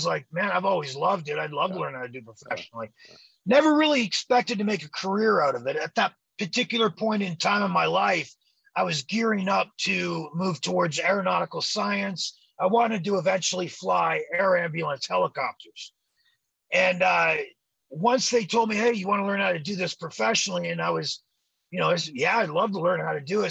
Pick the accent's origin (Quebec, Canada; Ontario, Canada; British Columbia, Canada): Ontario, Canada; Toronto; moved away as an adult; we're the Canadian Glamour Boys from Toronto, Canada.